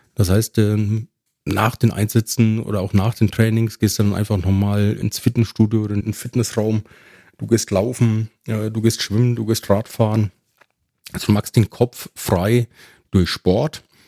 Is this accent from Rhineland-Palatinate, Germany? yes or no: no; Ebern, Bavaria, Germany; accent: Franconian rolled R; moved away; in meiner Heimatgemeinde in Franken. Äh, man hört es ja auch an meinem rollenden R. In Ebern